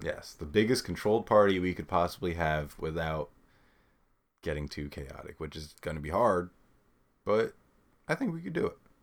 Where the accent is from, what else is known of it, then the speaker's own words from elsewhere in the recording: New York, United States; we're from New York